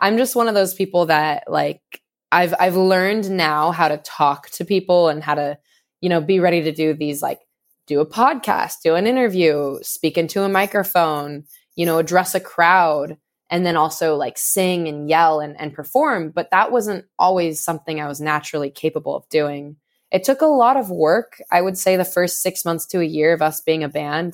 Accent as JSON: {"language": "English", "area": "suburb of Sacramento", "region": "California", "country": "United States", "tie": "born or raised there", "moved": "as an adult", "lives_now": "Santa Cruz, United States", "said": "I grew up in, uh, like a suburb of Sacramento"}